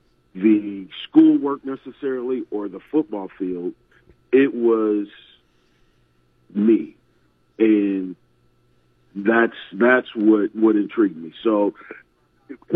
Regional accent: Iowa, United States; I was born and raised in Iowa

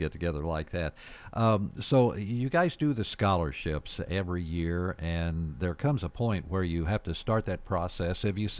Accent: Farmington, Missouri, United States; And I'm fortunate because I grew up here and I've seen the progression.

